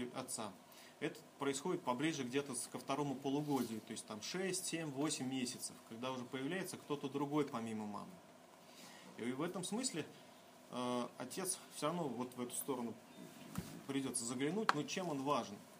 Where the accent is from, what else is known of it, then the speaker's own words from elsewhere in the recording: Kaliningrad, Kaliningrad Oblast, Russia; Я из Калининграда